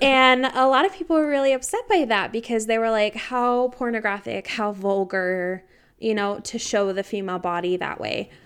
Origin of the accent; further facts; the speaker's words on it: United States; I'm very American